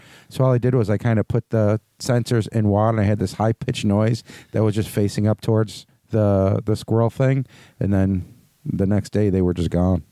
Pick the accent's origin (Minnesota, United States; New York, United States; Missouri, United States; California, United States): New York, United States; Buffalo; growing up on the West Side